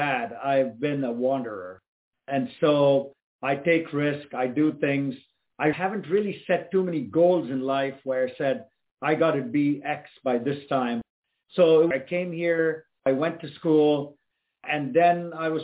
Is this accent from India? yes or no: yes; Chennai, Tamil Nadu, India; moved away as an adult; now in United States; I was in India and I grew up there in Chennai